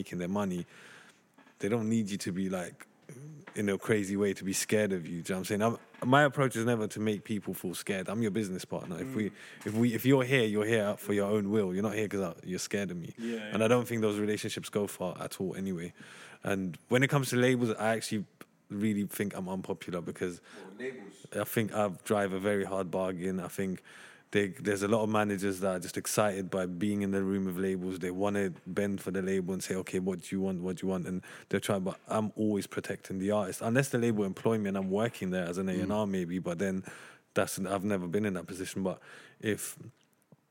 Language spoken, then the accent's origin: English; London, United Kingdom; I grew up in Tottenham.